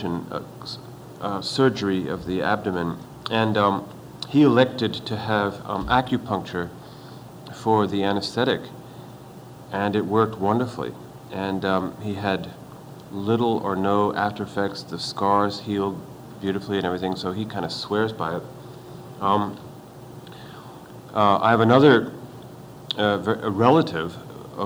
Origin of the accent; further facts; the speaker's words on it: France; moved away; I was brought up in France.